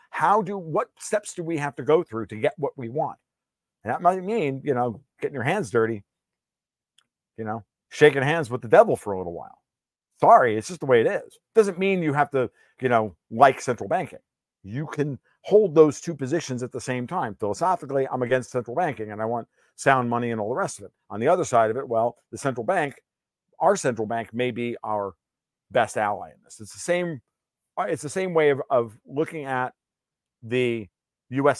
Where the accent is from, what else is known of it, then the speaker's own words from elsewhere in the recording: New York, United States; I'm mostly Italian, a little bit of Sicilian. So I mean, and I'm from New York.